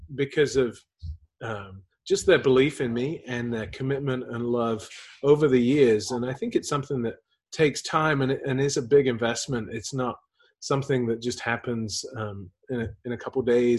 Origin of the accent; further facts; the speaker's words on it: England, United Kingdom; moved away; also born or lived in Houston; I grew up in England.